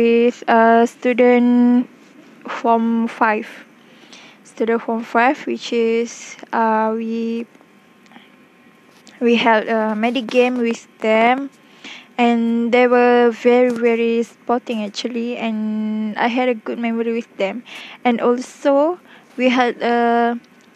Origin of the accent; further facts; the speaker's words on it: Selangor, Malaysia; moved away; also born or lived in Terengganu; I came from Selangor